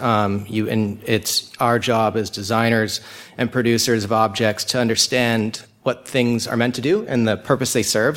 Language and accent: English; Laguna Beach, California, United States; I'm from Laguna Beach, California